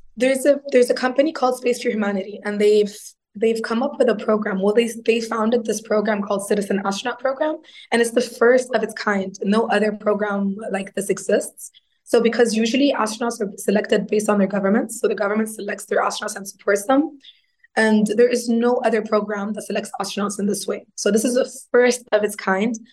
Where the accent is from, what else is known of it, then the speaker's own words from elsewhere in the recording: Egypt; moved away as an adult; also born or lived in Italy / Berlin; I grew up in Egypt, so I um, I got my bachelor's degree in mechanical engineering